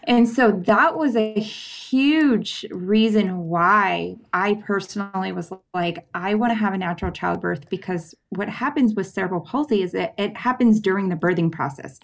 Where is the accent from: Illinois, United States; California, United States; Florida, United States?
California, United States; San Diego County; I grew up in San Diego County.